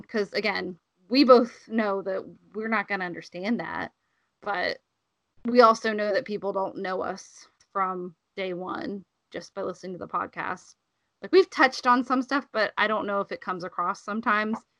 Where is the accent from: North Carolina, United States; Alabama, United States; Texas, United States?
Alabama, United States; moved away; I grew up in Alabama